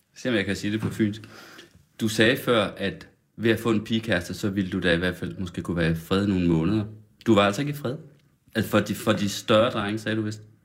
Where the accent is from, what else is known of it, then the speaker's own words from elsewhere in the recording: Sønder Felding, West Jutland, Central Denmark Region, Denmark; now in Copenhagen, Denmark; Sønder Fælling i Vestjylland, den lille landsby, hvor jeg kommer fra